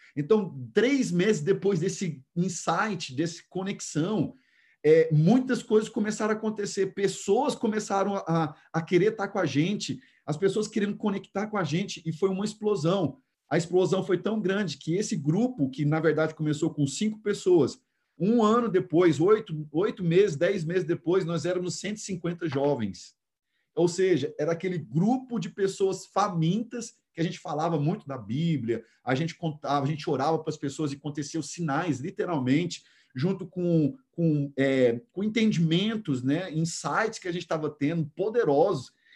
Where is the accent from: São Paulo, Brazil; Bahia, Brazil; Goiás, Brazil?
Goiás, Brazil; Goiânia; moved away; Nós morávamos que hoje em Goiânia é um dos lugares mais nobres